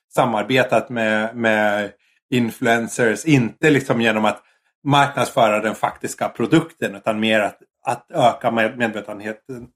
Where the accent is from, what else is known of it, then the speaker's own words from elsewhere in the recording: Sweden; now in Japan; som svensk